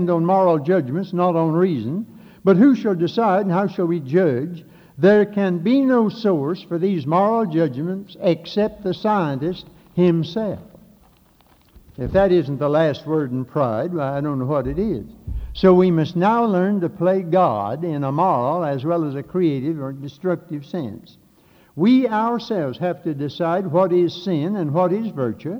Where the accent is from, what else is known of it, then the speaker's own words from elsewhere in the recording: Catawba County, North Carolina, United States; when I grew up down here in Catawba County